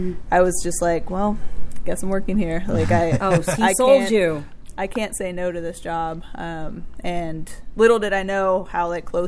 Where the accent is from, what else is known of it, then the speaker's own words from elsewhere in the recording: Cincinnati, Ohio, United States; also born or lived in San Diego, California / Northern Kentucky; now in Louisville, United States; I was born in San Diego. Okay. You're West Coast. I grew up mostly Cincinnati, Northern Kentucky.